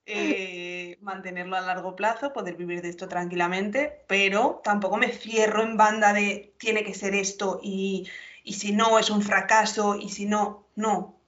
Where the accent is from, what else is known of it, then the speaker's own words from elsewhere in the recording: Salamanca, Castile and León, Spain; yo soy de Salamanca, soy de Castilla